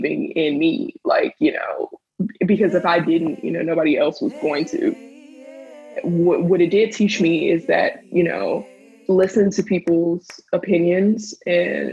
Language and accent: English; Hampton, Virginia, United States; also born or lived in Washington, D.C.; now in Brooklyn, United States; I'm from Hampton, Virginia. I'm based in Brooklyn, New York